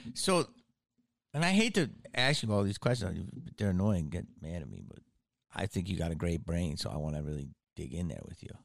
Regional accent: Philadelphia, Pennsylvania, United States; moved away; I'm from Philly, okay? From Philly, so I I grew up

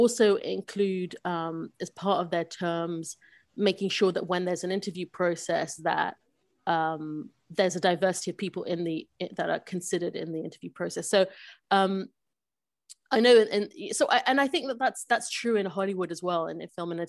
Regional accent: London, United Kingdom; moved away; I was born in London, grew up in London

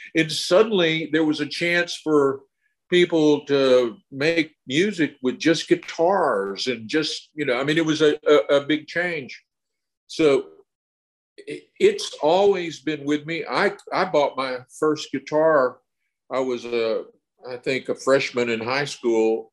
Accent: Texas, United States; I grew up in Texas

